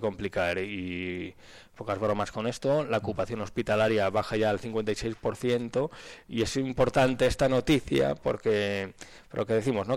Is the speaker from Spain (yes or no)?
yes; Aranda de Duero, Castile and León, Spain; mismamente vengo de la Aranda